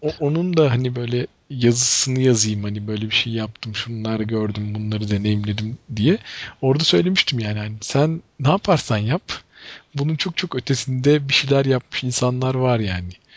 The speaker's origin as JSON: {"language": "Turkish", "region": "Ankara", "country": "Turkey"}